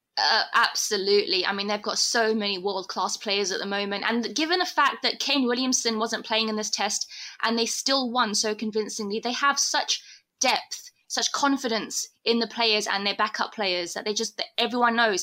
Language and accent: English; United Kingdom; now in South Africa; me being a Brit